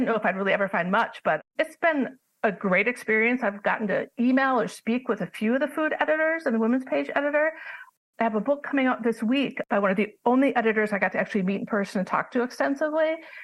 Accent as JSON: {"language": "English", "town": "Milwaukee", "region": "Wisconsin", "country": "United States", "said": "I'm from Milwaukee, Wisconsin."}